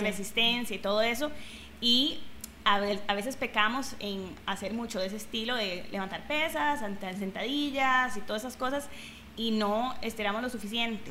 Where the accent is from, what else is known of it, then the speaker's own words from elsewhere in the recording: Costa Rica; also born or lived in Thailand / Bali; soy tica, obviamente, representing aquí, pura vida